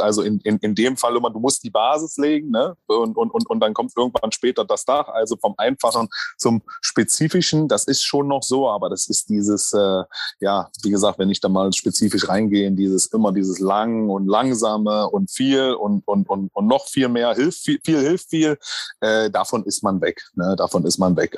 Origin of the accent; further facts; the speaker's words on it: Magdeburg, Saxony-Anhalt, Germany; moved away; also born or lived in Thuringia; meine Heimat ist übrigens nicht Thüringen, ich bin Magdeburger, ich bin, äh, Sachsen-Anhaltiner